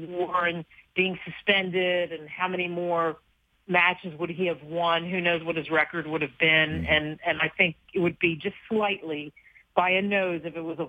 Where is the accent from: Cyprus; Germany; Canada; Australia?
Canada; So frankly, when I was in Rio, I said, "I'm Canadian."